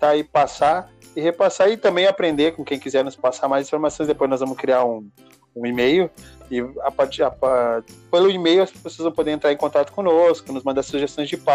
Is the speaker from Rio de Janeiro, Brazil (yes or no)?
no; Rio Grande do Sul, Brazil; nós somos sulistas, moramos no Rio Grande do Sul e nós temos uma cultura diferente da, do pessoal de São Paulo